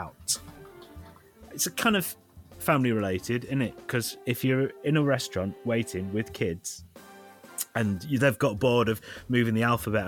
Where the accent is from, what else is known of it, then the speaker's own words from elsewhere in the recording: United Kingdom; I'm British.